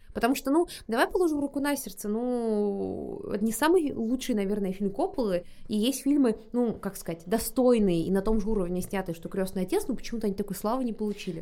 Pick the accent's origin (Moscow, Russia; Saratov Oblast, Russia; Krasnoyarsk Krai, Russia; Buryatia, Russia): Buryatia, Russia; я из Бурятии, и там как бы понятие семьи тоже э, не пустой звук.